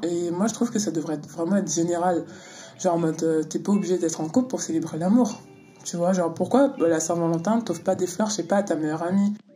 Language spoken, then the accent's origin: French; Luxembourg; moved away as an adult; also born or lived in Antilles; now in Paris, France; J'ai grandi, euh, j'ai grandi au Luxembourg